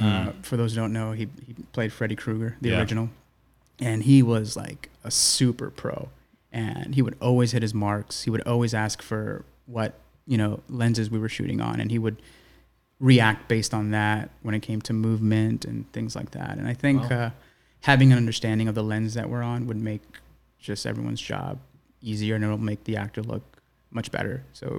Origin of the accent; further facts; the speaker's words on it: New York City, New York, United States; growing up in East New York, I went to elementary school, junior high school in like an urban setting.